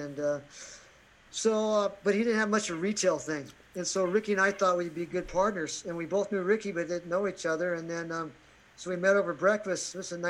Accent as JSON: {"language": "English", "region": "Nebraska", "country": "United States", "tie": "born or raised there", "moved": "as an adult", "lives_now": "Maui, United States", "said": "I grew up in Nebraska."}